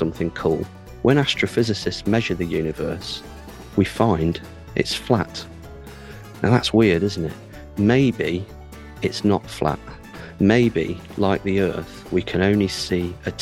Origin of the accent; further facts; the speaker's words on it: United Kingdom; I'm an astrophysicist from the UK